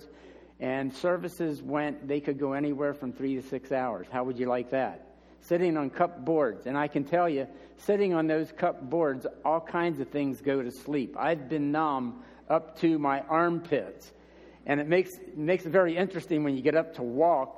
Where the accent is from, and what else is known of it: United States